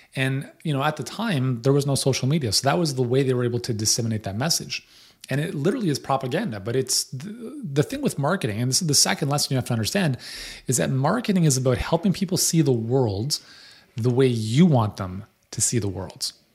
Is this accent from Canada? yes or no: yes; Canada; as a Canadian